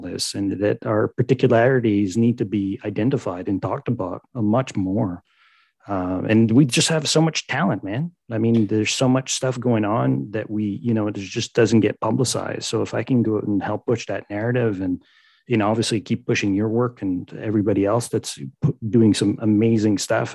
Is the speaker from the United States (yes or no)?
no; Canada